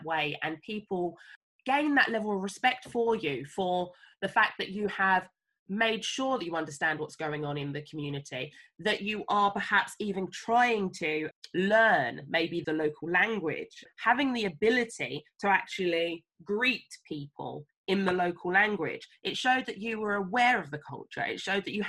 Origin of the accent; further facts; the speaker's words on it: England, United Kingdom; moved away as an adult; also born or lived in Sierra Leone (family) / Uganda; I understood I was from England.